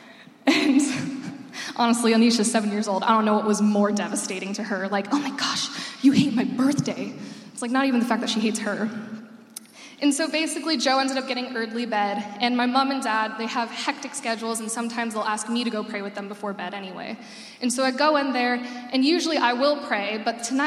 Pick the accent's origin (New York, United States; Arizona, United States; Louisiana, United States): Arizona, United States; moved away as an adult; now in Illinois, United States; I'm from Arizona, and I lived there. I moved there when I was 6 years old, and I lived there until I was 18.